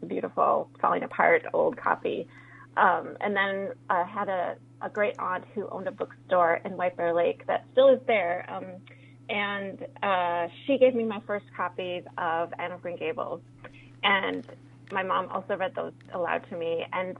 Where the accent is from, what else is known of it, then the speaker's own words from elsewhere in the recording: Colombia; born there; I was born in Colombia and my father's Colombian, and I did not grow up with him.